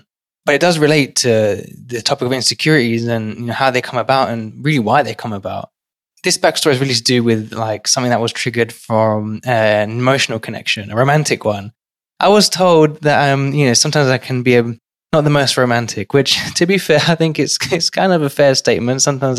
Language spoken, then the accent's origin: English; London, United Kingdom; now in New York City, United States; growing up in one of London's most financially deprived and crime-ridden areas to today working in New York City